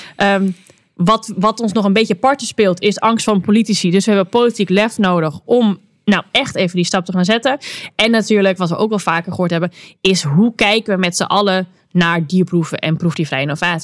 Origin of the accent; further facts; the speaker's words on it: Netherlands; wij kunnen als Nederlanders